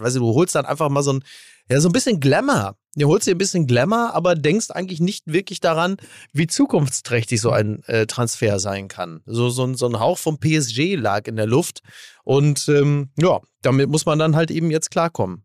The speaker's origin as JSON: {"language": "German", "town": "Castrop-Rauxel", "region": "North Rhine-Westphalia", "country": "Germany", "tie": "born or raised there", "moved": "yes"}